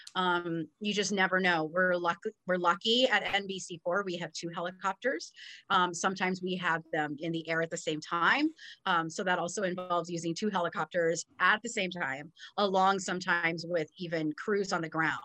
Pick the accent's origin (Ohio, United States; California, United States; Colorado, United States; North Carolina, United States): California, United States; Southern; moved away as an adult; also born or lived in West Texas; growing up in Southern California and attending Cal State Fullerton, I didn't really live far away from home